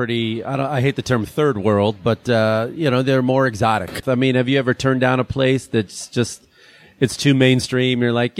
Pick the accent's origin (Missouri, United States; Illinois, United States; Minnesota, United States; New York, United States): Illinois, United States; Chicago; now in California, United States; I grew up in Chicago where we had humidity in the summer.